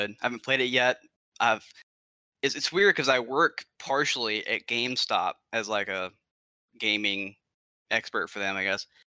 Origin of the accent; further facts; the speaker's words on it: Alabama, United States; I'm from Alabama, I'm from Alabama